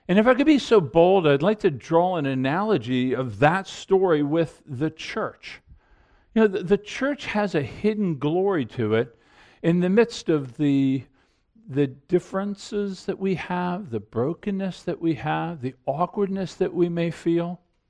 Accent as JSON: {"language": "English", "town": "Annapolis", "region": "Maryland", "country": "United States", "tie": "born or raised there", "said": "Even the town Carol and I grew up in Annapolis, Maryland."}